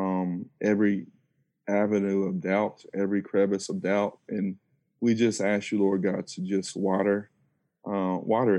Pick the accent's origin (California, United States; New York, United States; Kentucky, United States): Kentucky, United States; Lexington; I'm originally from Lexington, born and raised in Lexington, graduate of Eastern Kentucky in 2006